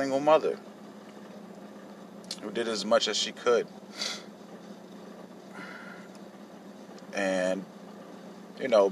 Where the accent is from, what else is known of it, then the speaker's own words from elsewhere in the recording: Hartford, Connecticut, United States; I was born in Hartford, Connecticut, back in 1983